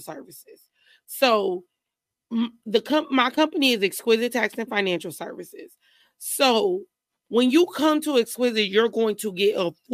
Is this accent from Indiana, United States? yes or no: yes; Indianapolis, Indiana, United States; moved away as an adult; also born or lived in Illinois; now in Houston, United States; I'm originally from Indianapolis, but my family's from Denver, Illinois